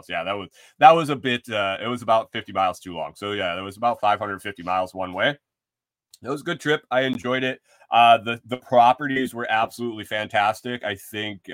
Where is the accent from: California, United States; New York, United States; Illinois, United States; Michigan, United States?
New York, United States; Western; moved away; Growing up in Western New York, around all the wineries in the Finger Lakes region